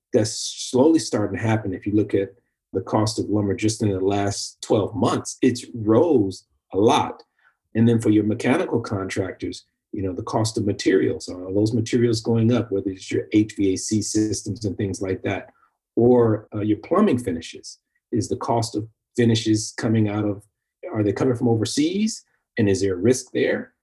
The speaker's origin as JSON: {"language": "English", "area": "Bay Area", "region": "California", "country": "United States", "tie": "born or raised there", "said": "growing up in the Bay Area, major urban city"}